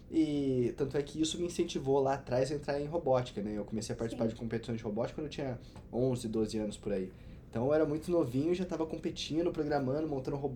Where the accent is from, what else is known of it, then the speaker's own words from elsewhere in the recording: Cachoeira de Minas, Minas Gerais, Brazil; Sou de Cachoeira de Minas, a metrópole de 12 mil habitantes aí no sul de Minas. mineiro.